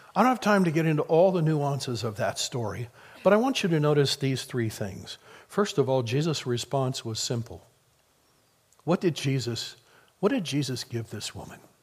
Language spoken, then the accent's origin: English; Midwest, United States; I grew up in the Midwest